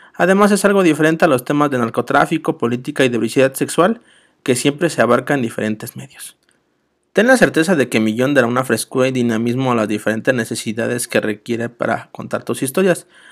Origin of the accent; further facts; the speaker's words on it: Mexico City, Mexico; Soy de la Ciudad de México